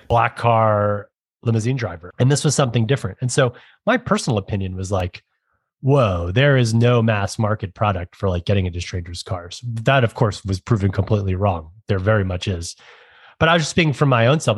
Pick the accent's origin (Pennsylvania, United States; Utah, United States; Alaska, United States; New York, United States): New York, United States; New York City; as a New Yorker my entire life and growing up in the boroughs